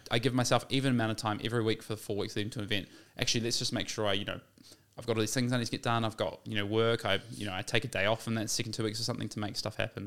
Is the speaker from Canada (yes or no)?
no; New Zealand; as a New Zealander